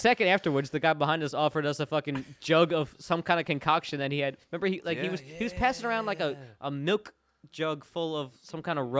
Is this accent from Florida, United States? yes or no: yes; Orlando, Florida, United States; now in Nashville, United States; My hometown's Orlando, but Cocoa Beach was like the local beach.